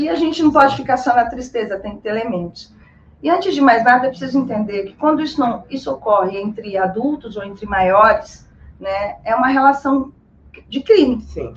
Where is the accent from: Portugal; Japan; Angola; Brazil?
Brazil; nós somos brasileiras